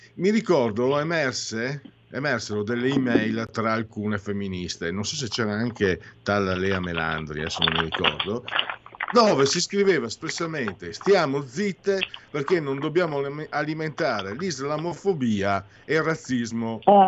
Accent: Italy; io vengo dal Friuli, fino, dal Veneto

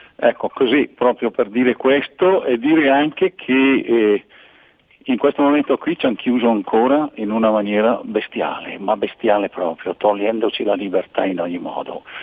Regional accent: Bergamo, Lombardy, Italy; io sono bergamasco e scrivo queste cose qui dove non, quando scrivo in bergamasco

